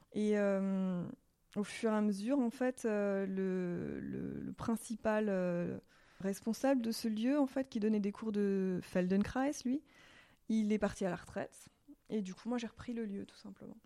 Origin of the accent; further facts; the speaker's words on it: Alsace, Grand Est, France; moved away as an adult; now in Switzerland; je viens d'Alsace, donc euh, c'était pas totalement inconnu le dialecte. Je parle euh, l'alsacien